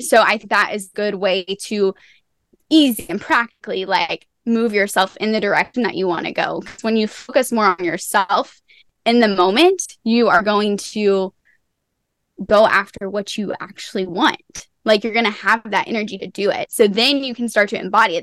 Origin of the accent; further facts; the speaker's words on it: Tennessee, United States; I'm from Tennessee